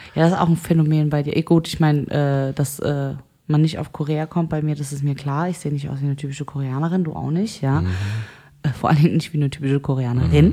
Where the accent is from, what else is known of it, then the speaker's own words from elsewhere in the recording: Germany; ich bin aus Deutschland